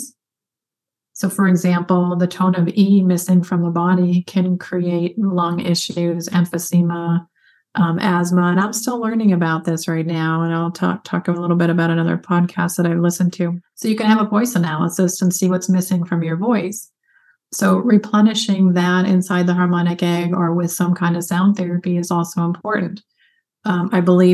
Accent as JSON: {"language": "English", "region": "Michigan", "country": "United States", "tie": "born or raised there", "said": "I grew up in Michigan"}